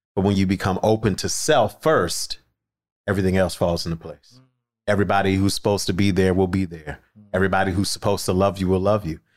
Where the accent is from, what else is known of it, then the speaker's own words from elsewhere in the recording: Philadelphia, Pennsylvania, United States; I am from Philly.